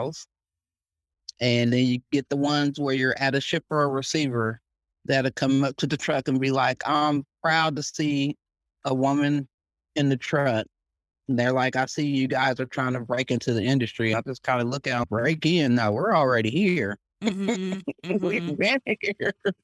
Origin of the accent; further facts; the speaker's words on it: Columbus, Ohio, United States; now in Texas, United States; I'm from Columbus, Ohio